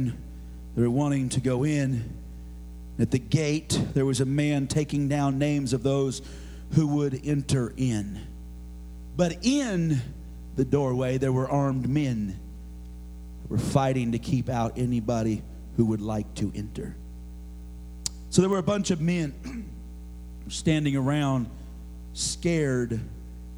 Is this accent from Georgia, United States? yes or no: no; Oregon, United States; moved away; growing up in Oregon, of course, and we had to study Oregon history.